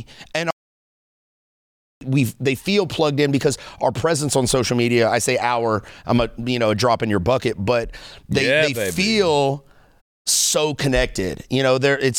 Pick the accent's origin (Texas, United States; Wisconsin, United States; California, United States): Texas, United States; I'm from Texas.